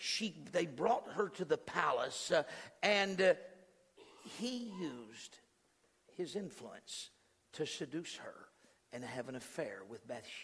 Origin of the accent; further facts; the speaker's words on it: New Mexico, United States; I was born in New Mexico